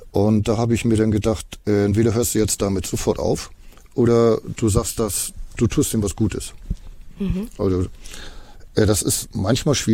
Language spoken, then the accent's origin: German; Estonia; German is a second language; Und so ein Kind in Estland macht den Atlas auf, dann hat das hier mal Isama, also mein Heimatland.